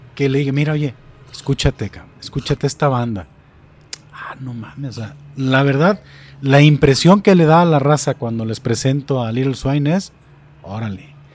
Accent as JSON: {"language": "Spanish", "town": "Atotonilco el Alto", "region": "Jalisco", "country": "Mexico", "moved": "yes", "lives_now": "Zapotlanejo, Mexico", "said": "yo vengo de Totonilco al Alto."}